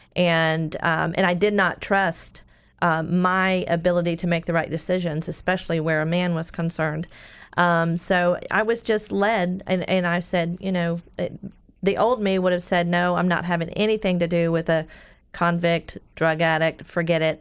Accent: Orlando, Florida, United States; I grew up in Orlando

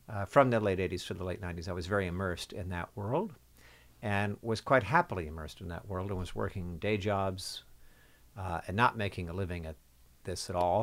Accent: New Jersey, United States; moved away as an adult; also born or lived in New York; I grew up in New Jersey.

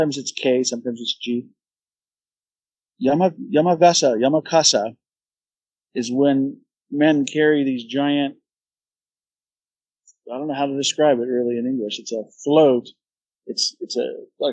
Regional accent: New England, United States; moved away as an adult; now in Hakata, Japan; that's what I grew up

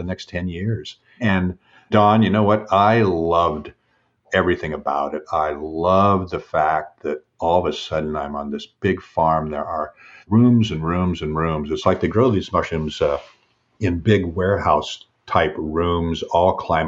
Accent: Seattle, Washington, United States; I was born and raised in Washington State, grew up in Seattle

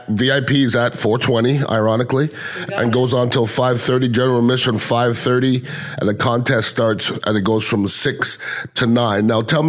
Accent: Tampa, Florida, United States; I'm from South Tampa

